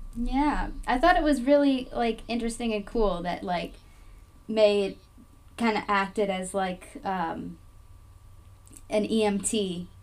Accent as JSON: {"language": "English", "region": "the South", "country": "United States", "said": "we are from the South"}